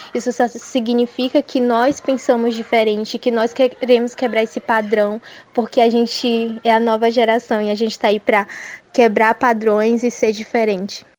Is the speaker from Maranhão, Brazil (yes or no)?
yes; São Luís, Maranhão, Brazil; eu tenho 16 anos e sou de São Luís